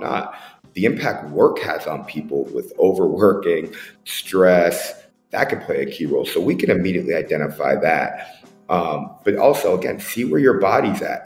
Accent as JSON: {"language": "English", "town": "Boston", "region": "Massachusetts", "country": "United States", "tie": "born or raised there", "also_born_or_lived": "Tampa Bay", "moved": "yes", "lives_now": "Las Vegas, United States", "said": "growing up in Boston"}